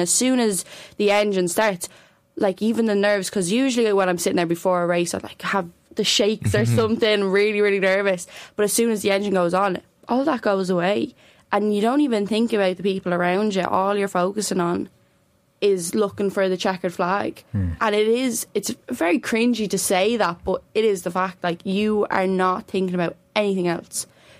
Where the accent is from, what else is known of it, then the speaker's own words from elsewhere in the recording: Newbridge, Leinster, Ireland; also born or lived in Clondalkin; Moved over though at a very young age. Yeah, so that all my racing started in Newbridge.